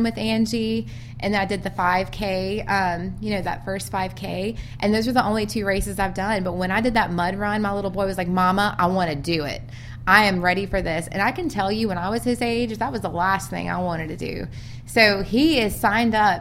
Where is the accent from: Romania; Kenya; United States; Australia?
United States; Louisiana; now in Birmingham, United States; I'm from out of state. I'm from Louisiana.